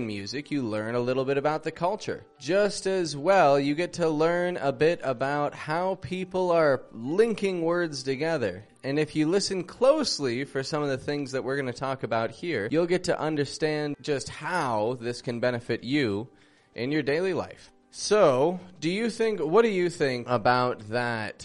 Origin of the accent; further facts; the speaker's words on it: Toronto, Ontario, Canada; I'm from Toronto, Canada